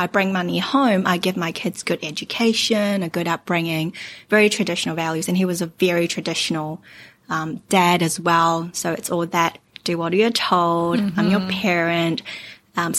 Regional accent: Hong Kong; also born or lived in New Zealand; now in Auckland, New Zealand; I am originally from Hong Kong. I was born in Hong Kong and I've lived in New Zealand for about 25 years

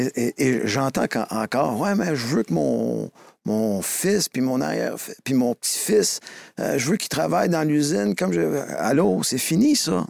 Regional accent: Montreal, Quebec, Canada; also born or lived in Joliette; j'ai grandi dans, à Montréal, sur l'ouest de l'île, plus mm. anglophone que ça, ça n'existe pas

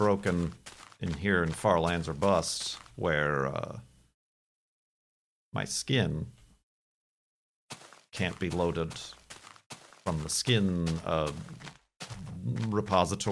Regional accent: Chicago, Illinois, United States; moved away as an adult; also born or lived in Arizona; now in Seattle, United States; as a Chicagoan

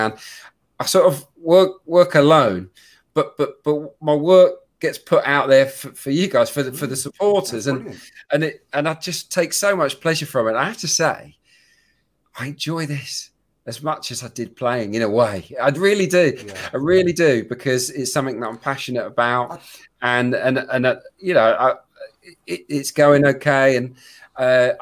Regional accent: Suffolk, East of England, United Kingdom; I was brought up in Suffolk

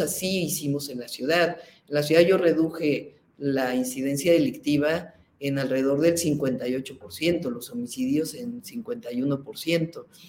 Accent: Mexico City, Mexico; Yo soy científica, nací en la Ciudad de México

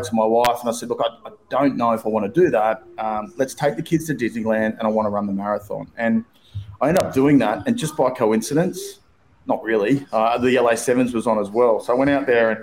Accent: Australia; moved away as an adult; now in United States; being an Australian

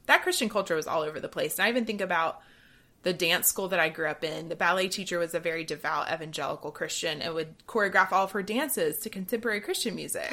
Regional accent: Georgia, United States; growing up in Georgia

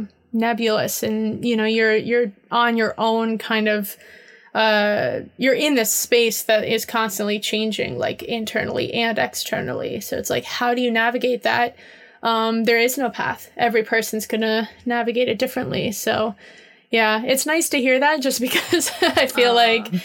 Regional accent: Miami, Florida, United States; moved away as an adult; also born or lived in New York / London; now in Seattle, United States; I grew up in Miami. I'm from there. And I moved to New York when I was 18.

